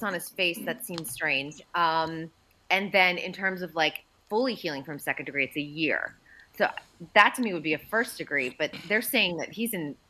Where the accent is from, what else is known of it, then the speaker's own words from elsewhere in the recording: Andover, Massachusetts, United States; Yeah, we're both from Andover, Mass. And his family had a home, I want to say it was probably about a mile down the road from where I grew up.